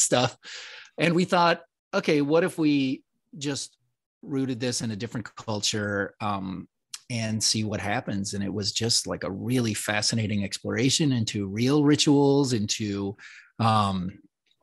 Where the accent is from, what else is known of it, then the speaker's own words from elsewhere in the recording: Puerto Rico; I was born in Puerto Rico